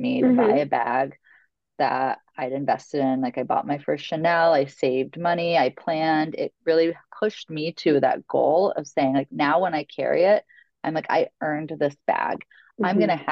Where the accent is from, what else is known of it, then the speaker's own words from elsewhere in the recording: Logansport, Indiana, United States; now in New York, United States; my hometown of Logansport, Indiana